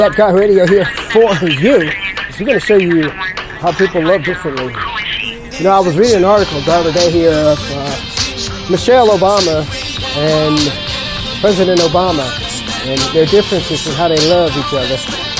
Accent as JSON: {"language": "English", "region": "the South", "country": "United States", "tie": "born or raised there", "moved": "as an adult", "said": "I was born and raised in the South area, moved all the way up here around circle through my journalism career"}